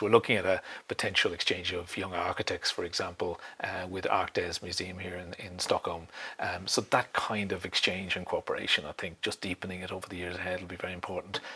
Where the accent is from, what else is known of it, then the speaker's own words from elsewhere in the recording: Ireland; moved away as an adult; now in Sweden; it's very easy as Irish people to, to live in, and, and, work here.